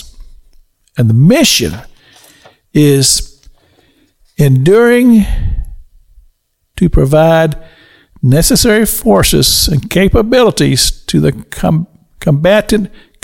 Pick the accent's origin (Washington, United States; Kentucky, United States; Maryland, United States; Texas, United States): Kentucky, United States; now in Florida, United States; my home state